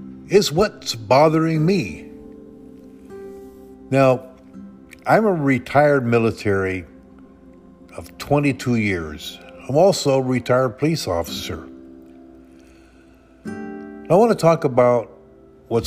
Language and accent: English; the Northwest, Pacific Northwest, United States; I come from the Northwest